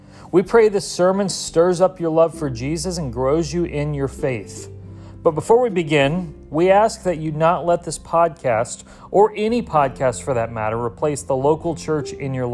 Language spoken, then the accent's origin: English; Kentucky, United States; I'm from Kentucky